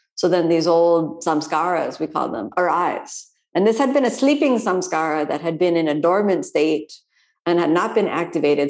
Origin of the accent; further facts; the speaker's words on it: Florida, United States; I'm from Florida